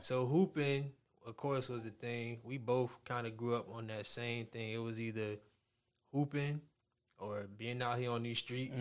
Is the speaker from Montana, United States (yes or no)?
no; Miami, Florida, United States; I'm from Miami